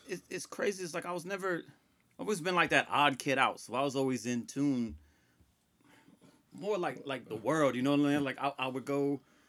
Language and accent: English; Columbus, Ohio, United States; I'm from here. Yeah.